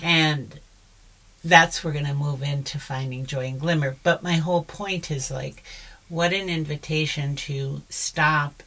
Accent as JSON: {"language": "English", "region": "South Florida", "country": "United States", "tie": "born or raised there", "said": "I grew up in South Florida"}